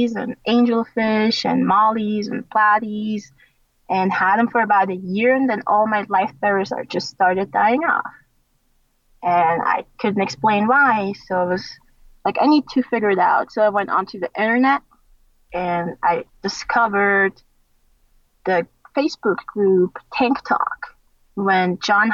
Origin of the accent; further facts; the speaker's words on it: Switzerland; moved away as an adult; now in United States; I was in Switzerland then, because I was born in Switzerland. I grew up in Switzerland.